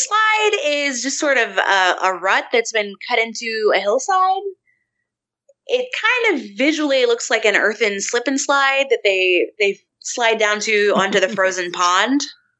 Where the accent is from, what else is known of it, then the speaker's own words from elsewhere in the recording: West Virginia, United States; I'm from West Virginia. I'm from Appalachia. You know, I have family that grew up very, very poor.